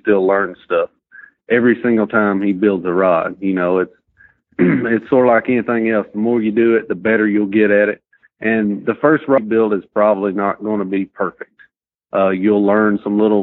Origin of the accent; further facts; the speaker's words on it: Lincoln County, Tennessee, United States; I'm from Lincoln County, Tennessee.